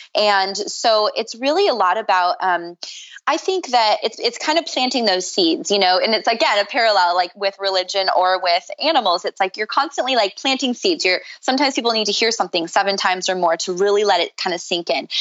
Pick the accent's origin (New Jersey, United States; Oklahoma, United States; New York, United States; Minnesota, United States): Minnesota, United States; now in Venice, California, United States; I grew up in Minnesota